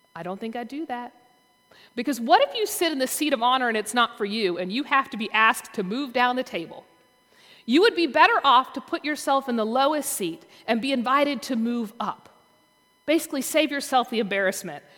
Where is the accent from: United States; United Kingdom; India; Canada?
United States; the South, Southern United States; as a Southerner